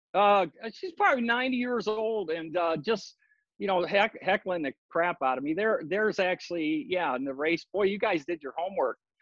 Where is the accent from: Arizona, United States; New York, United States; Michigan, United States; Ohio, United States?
Michigan, United States; Detroit; also born or lived in Laguna Beach, California / Maui, Hawaii; now in Oahu, United States; I came here uh, from Detroit, where I was born